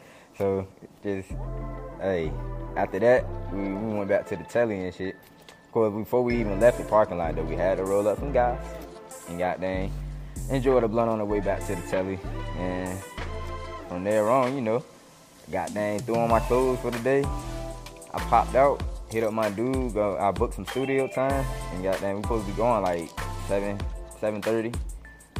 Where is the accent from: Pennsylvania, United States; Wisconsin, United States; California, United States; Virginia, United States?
Virginia, United States; Norfolk; I'm from Norfolk, Virginia